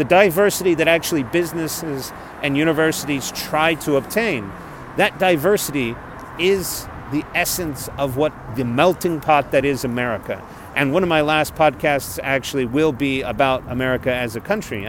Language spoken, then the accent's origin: English; South Texas, United States; moved away as an adult; Growing up in South Texas